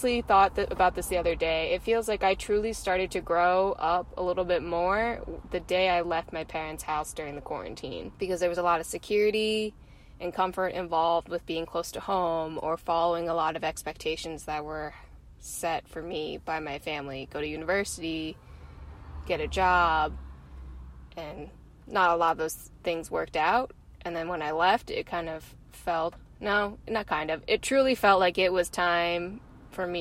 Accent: East Coast, United States; also born or lived in Ningbo, China; I was 4 years old when I was adopted from Ningbo, China. I came to a family on the East Coast in the U.S.

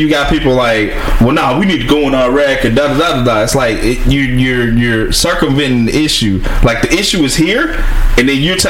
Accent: Virginia, United States; I did some racist shit. I was dumb. I'm from Virginia. I mean, it's kind of racist.

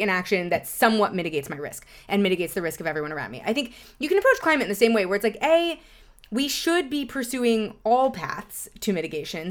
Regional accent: New York City, New York, United States; I grew up in Lower Manhattan

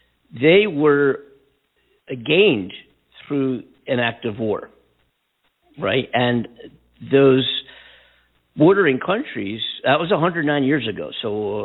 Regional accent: California, United States; California, my home state, and where we are broadcasting from right now in our Los Angeles coast-to-coast studios

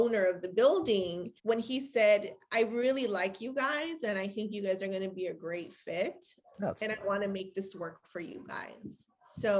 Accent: Los Angeles, California, United States; my father grew up in Lincoln Heights and I grew up in Lincoln Heights in a very, very early part of my childhood

